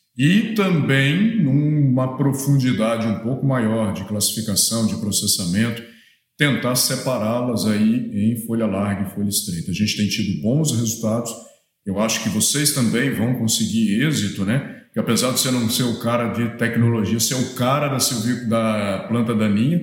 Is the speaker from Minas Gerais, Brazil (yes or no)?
yes; Minas Gerais, Brazil; moved away as an adult; also born or lived in Espírito Santo; sou mineiro, nasci em Minas Gerais, fui para o Espírito Santo para fazer faculdade